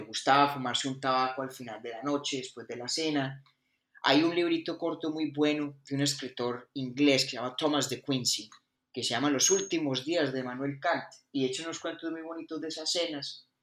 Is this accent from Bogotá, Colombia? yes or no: yes; Bogotá, Colombia; also born or lived in Pensilvania, Caldas; Yo nací en Bogotá, pero eso, sí, yo nací en Bogotá.